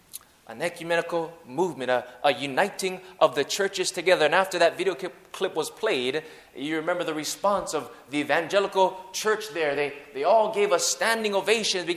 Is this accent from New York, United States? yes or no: no; Hawaii, United States; I grew up in Hawaii, so English is my second language. Broken English is my first language